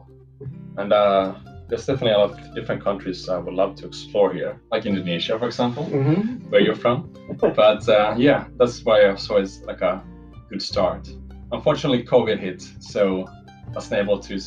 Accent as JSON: {"language": "English", "town": "Helsinki", "region": "Uusimaa", "country": "Finland", "said": "I'm from Helsinki"}